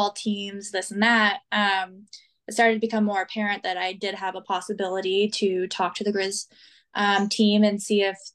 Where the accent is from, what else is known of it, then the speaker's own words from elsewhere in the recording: Missoula area, Montana, United States; now in Billings, United States; I was close to my hometown. Obviously, I was 5 miles away from my parents' house.